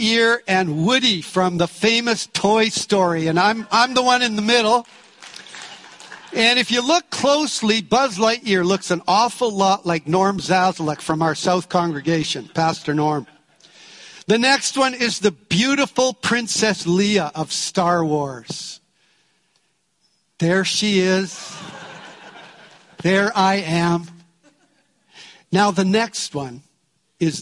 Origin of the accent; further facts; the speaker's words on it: Canada; We're from Canada